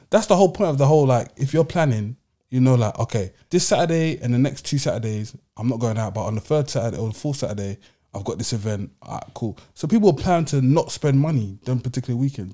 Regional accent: London, United Kingdom; I'm a Londoner

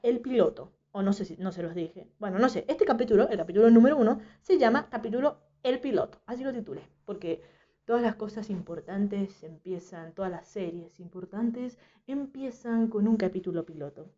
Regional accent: Mendoza, Argentina; soy de Mendoza

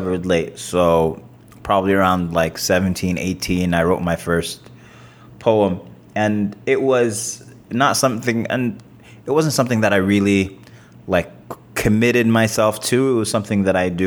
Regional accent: New York City, New York, United States; moved away; also born or lived in Sudan; I grew up mostly in Queens, New York

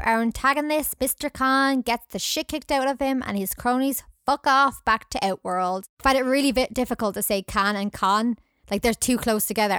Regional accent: Scotland, United Kingdom; accent: Scottish; my accent

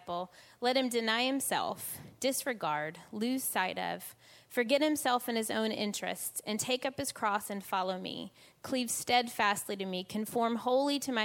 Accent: United States; moved away as an adult; now in England, United Kingdom; as a kid growing up in the States

